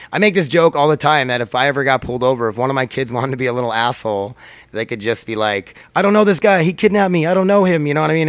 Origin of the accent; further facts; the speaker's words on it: United States; I'm an American, I'm here, I'm a citizen